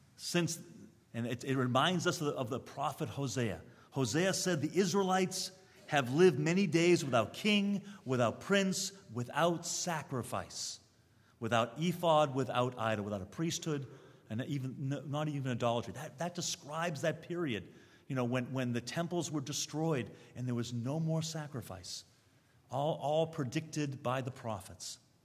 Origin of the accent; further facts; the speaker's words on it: Newton, Massachusetts, United States; moved away; also born or lived in Brooklyn; I grew up in Reform Jewish home in Newton, Massachusetts